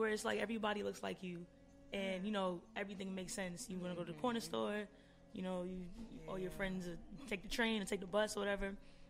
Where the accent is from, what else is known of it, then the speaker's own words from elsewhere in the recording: New York City, New York, United States; moved away; also born or lived in Long Island, New York / Trinidad; So, yes, originally okay, I'm from Brooklyn.